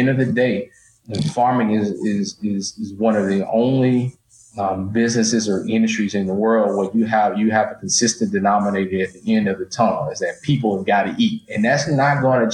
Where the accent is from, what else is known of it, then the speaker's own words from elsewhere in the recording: northeast Louisiana, United States; you grew up in the northeast corner of the state, like me, you knew cotton, corn, soybeans